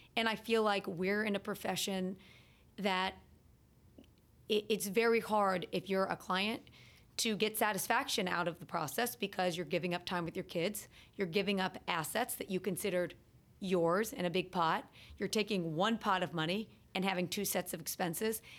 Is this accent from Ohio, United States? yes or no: yes; Cincinnati, Ohio, United States; moved away as an adult; also born or lived in Boston / North Carolina; now in New Jersey, United States; I grew up in Cincinnati, Ohio